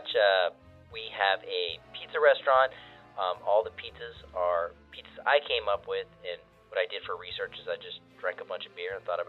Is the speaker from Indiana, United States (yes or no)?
no; Killeen, Texas, United States; So we're originally from Killeen. We're a military family